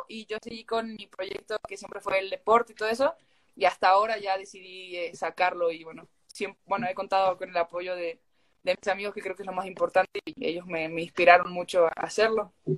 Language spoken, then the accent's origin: Spanish; San Fernando del Valle de Catamarca, Catamarca, Argentina; now in Mexico; yo, yo soy de Catamarca, Argentina, eh, de la capital de, la ciudad de, Catamarca, de, la capital